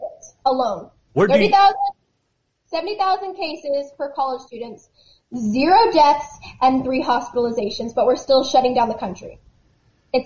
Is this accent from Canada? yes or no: no; Texas, United States; I'm a Texan